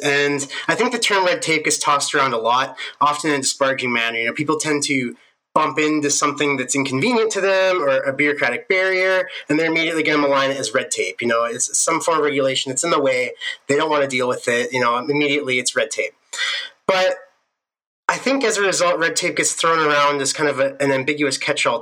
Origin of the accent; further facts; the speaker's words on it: Southern Alberta, Canada; moved away as an adult; now in Edmonton, Canada; I'm from Southern Alberta originally, but now me and my fiance, we're living up here in Edmonton